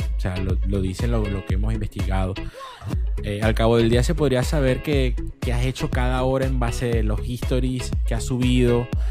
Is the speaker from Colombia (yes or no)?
no; Venezuela; nosotros como, como, venezolanos